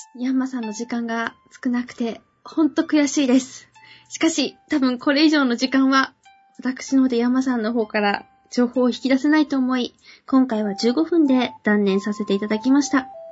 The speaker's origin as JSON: {"language": "Japanese", "region": "Akita", "country": "Japan", "tie": "born or raised there", "said": "私、出身が秋田なんですね。"}